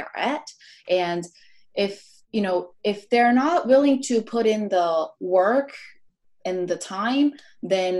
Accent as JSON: {"language": "English", "town": "Orlando", "region": "Florida", "country": "United States", "tie": "born or raised there", "also_born_or_lived": "Korea", "moved": "yes", "lives_now": "Los Angeles, United States", "said": "growing up in Orlando"}